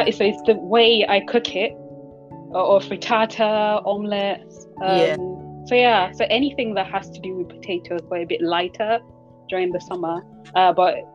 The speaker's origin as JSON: {"language": "English", "country": "Nigeria", "tie": "born or raised there", "moved": "yes", "said": "I grew up in Nigeria"}